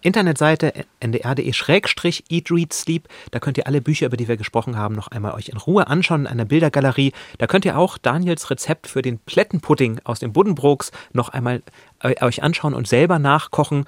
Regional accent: near Lübeck, Schleswig-Holstein, Germany; ich komme aus der Nähe von Lübeck

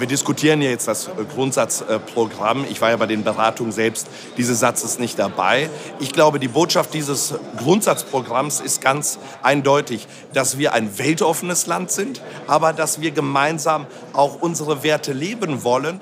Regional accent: Leipzig, Saxony, Germany; Leipzig ist äh, meine Heimat. Ich bin hier geboren, hier aufgewachsen.

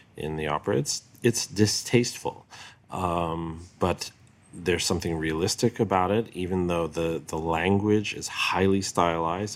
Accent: New York, United States; when I was a little kid in New York.

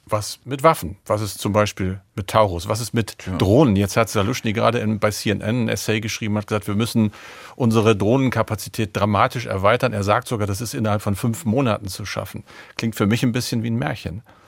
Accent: Oldenburg, Lower Saxony, Germany; zugleich zufällig auch meine Heimat, nämlich mein Geburtsort

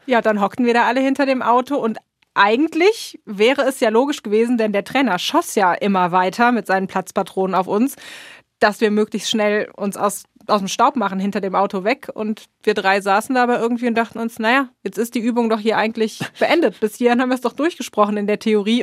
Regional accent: Germany; now in United States; für uns als Deutsche

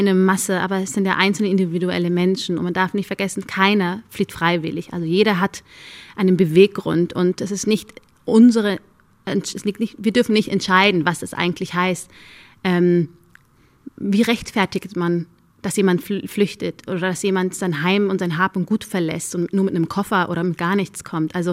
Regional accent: Germany; Ich sehe mich zu 100 Prozent als Deutsche. Nur weil ich nur dunkle Haut habe, macht mich das aber nicht zu weniger deutsch. Ich bin hier aufgewachsen, ich bin hier zur Schule gegangen, meine Freunde sind alle aus Deutschland

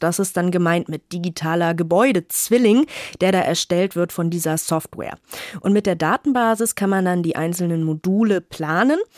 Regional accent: Northern Germany, Germany; als Norddeutsche

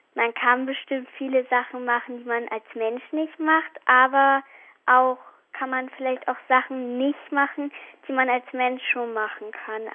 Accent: Celle district, Lower Saxony, Germany; komme aus Wiedenberg. Das liegt im Landkreis Celle in Niedersachsen.

